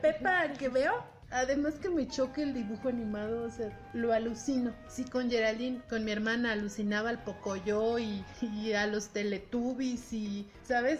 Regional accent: Mexico; somos muy mexicanos

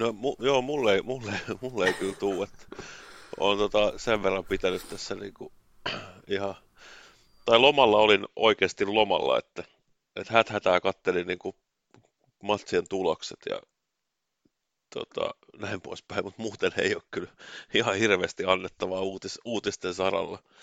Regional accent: Finland; mä oon Suomesta

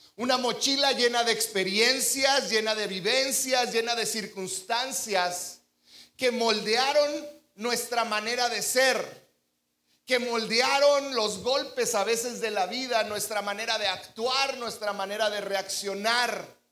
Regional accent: Mexico; crecido como mexicanos

